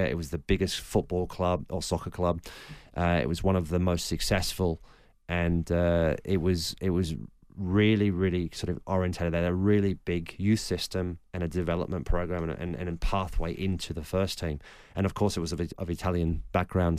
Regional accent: Australia; moved away; also born or lived in Germany / England; growing up in Australia

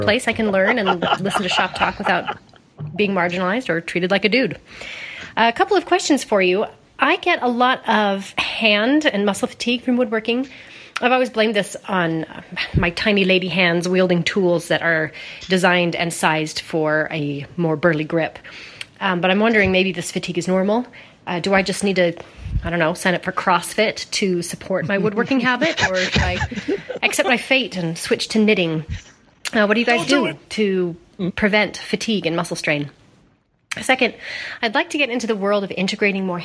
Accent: Utah, United States; I hail from the Rocky Mountains of Utah

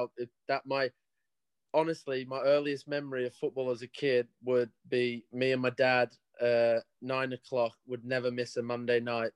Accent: Sydney, New South Wales, Australia; now in England; Parents moved out to Australia. And I was born in Sydney

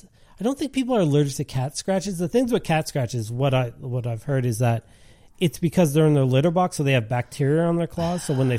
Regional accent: Montreal, Quebec, Canada; also born or lived in Liverpool; I mean, I'm from Montreal, but I grew up in Liverpool.

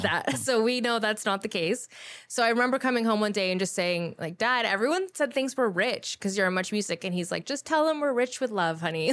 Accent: Guelph, Ontario, Canada; also born or lived in Toronto; I grew up back and forth between the two

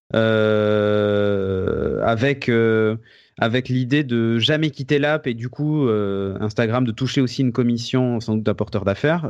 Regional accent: France; chez nous en France

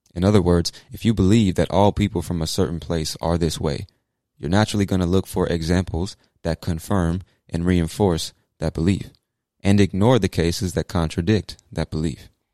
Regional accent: United States; as an American

